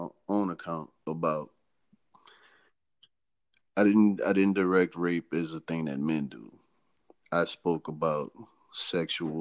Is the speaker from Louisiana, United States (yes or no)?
yes; New Orleans, Louisiana, United States; I'm from New Orleans, Louisiana